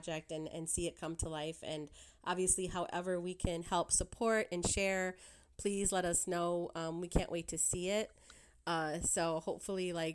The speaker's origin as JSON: {"language": "English", "town": "Detroit", "region": "Michigan", "country": "United States", "tie": "born or raised there", "also_born_or_lived": "San Antonio", "moved": "yes", "said": "me growing up in Detroit"}